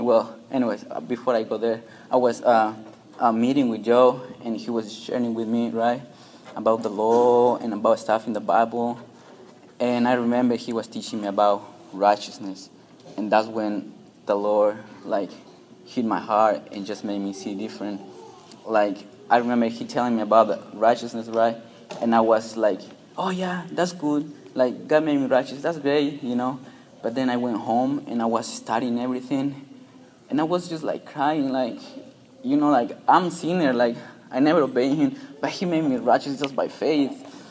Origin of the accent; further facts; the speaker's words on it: Peru; English is a second language; moved away; I'm from Peru